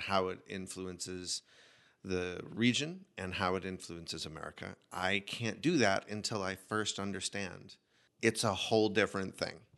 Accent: United States; what I carry with me as an American

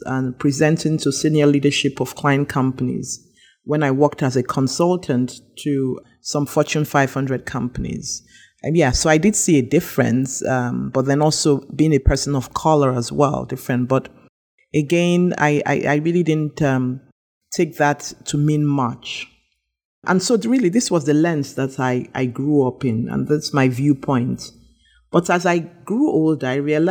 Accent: Nigeria; moved away as an adult; also born or lived in England / United States / Nairobi, Kenya / Lagos, Nigeria; I was born and bred in Nigeria. I left Nigeria at the age of 19 to England and later the United States

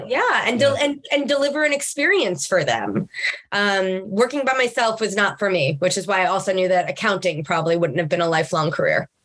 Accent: Long Island, New York, United States; I grew up in Long Island, uh, in New York, but on the on the Gold Coast, as they would refer to it

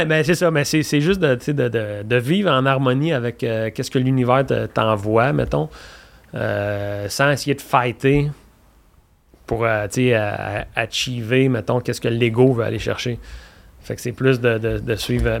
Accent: Quebec, Canada; j'aime le Québec, je suis québécois, j'aime ma patrie

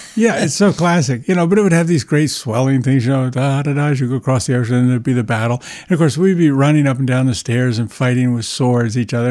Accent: near Aspinwall, Pennsylvania, United States; only a couple of miles from the home where my family lived when I was born back in nineteen fifty

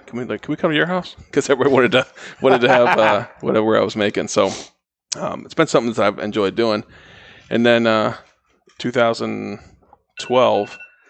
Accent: Ohio, United States; moved away; I grew up in Ohio, which is was not a huge barbecue place when I was there.

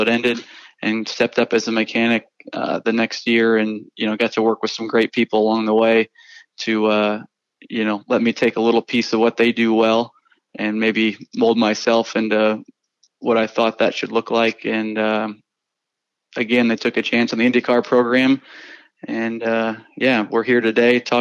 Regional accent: Iowa, United States; moved away as an adult; also born or lived in North Carolina; I grew up in Iowa

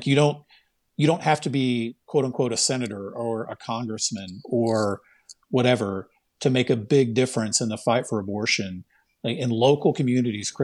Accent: Waskom, Texas, United States; moved away; my hometown, where I graduated high school from, a tiny, tiny town called Wascom, Texas

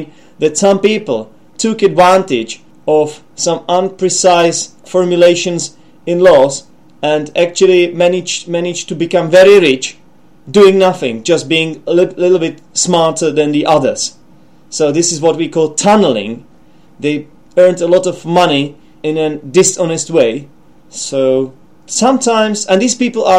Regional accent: Czechia; English is a second language; also born or lived in England; we have the expression tunnelers in the Czech Republic.

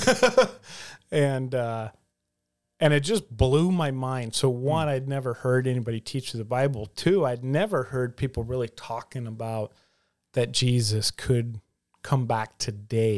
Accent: the South, United States; growing up in the South, you know, there was always a gospel presentation

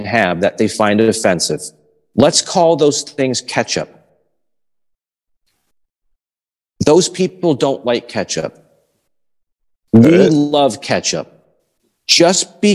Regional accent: the North, United States; those of us who were born and raised in the North

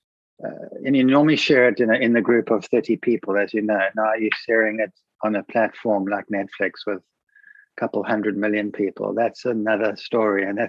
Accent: Cape Town, Western Cape, South Africa; I grew up in Buckhoven, which is a stone's throw away from there. So I know that place you're talking about intimately, because that's where I grew up as a child.

